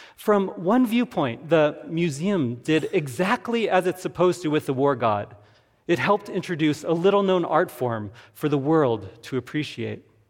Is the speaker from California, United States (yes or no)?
no; Tucson, Arizona, United States; I grew up in Tucson, Arizona